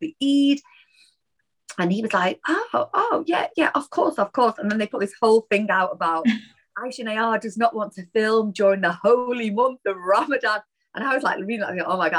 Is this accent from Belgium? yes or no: no; Manchester, North West England, United Kingdom; I'm a Mancunian through and through, and I am really, really proud of my Northern heritage